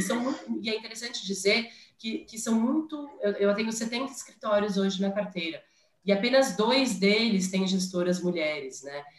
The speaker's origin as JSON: {"language": "Portuguese", "region": "São Paulo", "country": "Brazil", "also_born_or_lived": "United States", "said": "sou de São Paulo"}